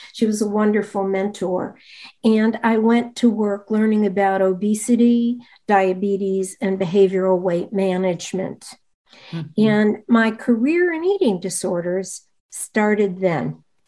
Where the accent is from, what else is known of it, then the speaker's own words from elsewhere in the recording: Rochester, New York, United States; moved away; also born or lived in Pittsburgh; my sister and I were my parents' only children, and we grew up in Rochester, New York